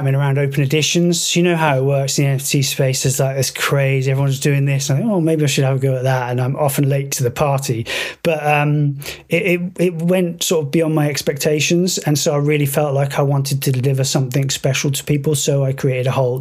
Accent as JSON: {"language": "English", "country": "United Kingdom", "said": "We are both British originally"}